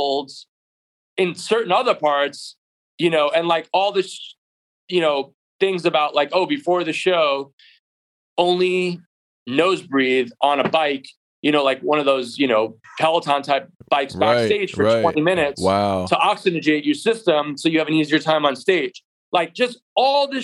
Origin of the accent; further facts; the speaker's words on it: New York, United States; moved away; also born or lived in California; I grew up in New York in a basement.